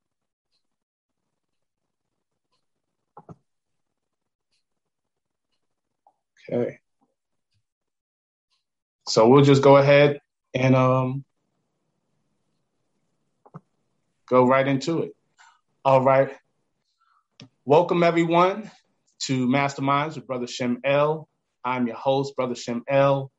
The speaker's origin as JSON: {"language": "English", "area": "Long Island", "region": "New York", "country": "United States", "said": "I'm from Long Island."}